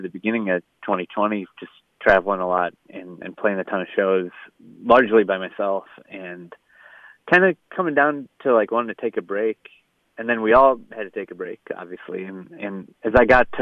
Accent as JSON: {"language": "English", "town": "St. Paul", "region": "Minnesota", "country": "United States", "tie": "born or raised there", "said": "the unofficial mayor of St. Paul. And it just caught on. Like, people started using that and calling me that. And, you know, I have a lot of pride for my hometown."}